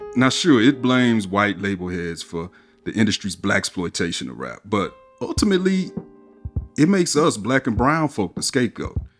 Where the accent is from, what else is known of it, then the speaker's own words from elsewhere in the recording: Atlanta, Georgia, United States; I'm from Atlanta